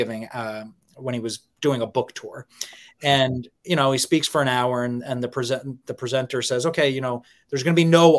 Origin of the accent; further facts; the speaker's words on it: New York, United States; I grew up in New York